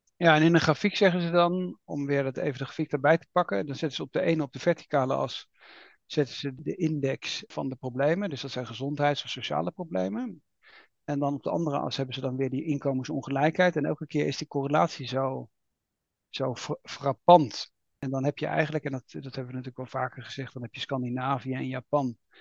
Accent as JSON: {"language": "Dutch", "country": "Netherlands", "said": "we als Nederlanders"}